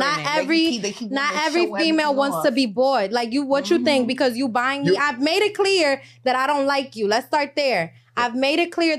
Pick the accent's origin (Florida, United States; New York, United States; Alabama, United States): New York, United States; New York City; I'm from East Harlem.